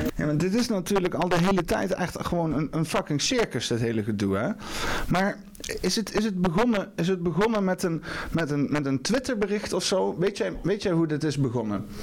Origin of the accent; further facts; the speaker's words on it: Netherlands; Ik ben Nederlander